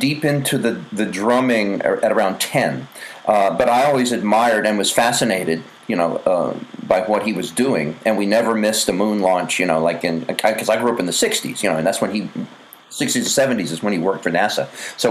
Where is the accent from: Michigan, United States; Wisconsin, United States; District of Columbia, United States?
District of Columbia, United States; Washington; also born or lived in Atlanta, Georgia / Macon, Georgia; so I grew up in D.C. So I just tell everybody I'm from D.C.